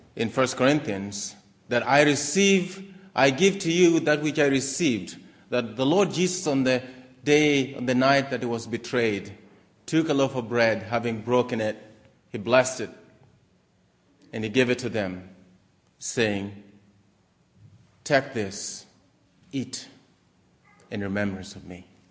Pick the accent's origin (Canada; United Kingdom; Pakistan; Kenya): Kenya; moved away as an adult; also born or lived in Maryland, United States / Harrisonburg, Virginia, United States; now in United States; I was born in Kenya, East Africa.